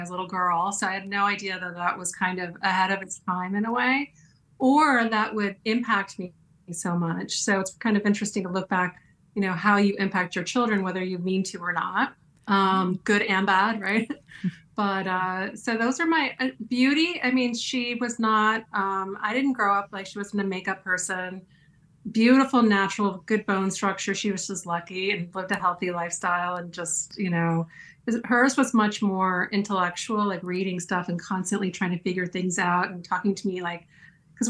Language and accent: English; East Coast, United States; born or raised there